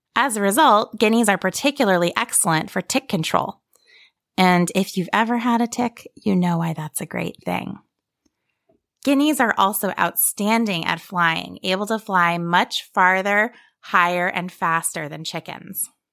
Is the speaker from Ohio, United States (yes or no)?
yes; Ohio, United States; moved away as an adult; also born or lived in Australia / Blue Ridge Mountains, Virginia; now in Virginia, United States; where I grew up in the foothills of the Appalachian Mountains in Ohio, on my sheep farm